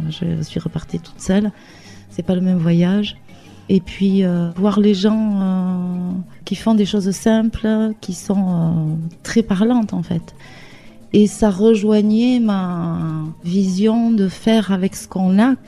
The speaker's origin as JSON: {"language": "French", "town": "Hendaye", "region": "Nouvelle-Aquitaine", "country": "France", "tie": "born or raised there", "also_born_or_lived": "Spain / French Polynesia / Bayonne", "said": "je suis native d'Andaille"}